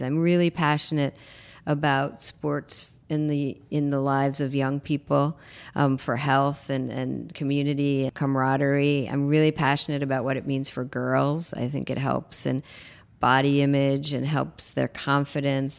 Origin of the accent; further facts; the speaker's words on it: New York, United States; moved away as an adult; now in Los Angeles, United States; I'm a New Yorker who lives in L